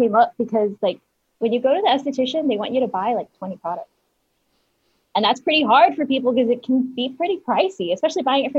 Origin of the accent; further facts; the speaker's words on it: El Paso, Texas, United States; El Paso.